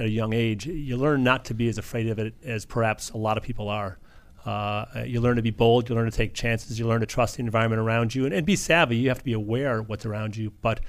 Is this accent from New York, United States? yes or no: no; Chicago, Illinois, United States